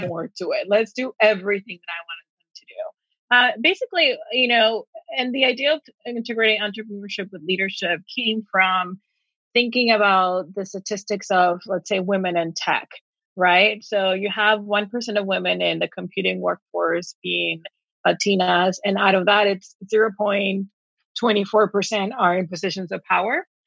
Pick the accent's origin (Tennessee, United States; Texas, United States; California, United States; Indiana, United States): Texas, United States; Texas border, United States; moved away as an adult; also born or lived in Mexico / New York; I am originally from Mexico, now from the, you know, / Texas border, and grew up in a very small town where everyone is expected to stay here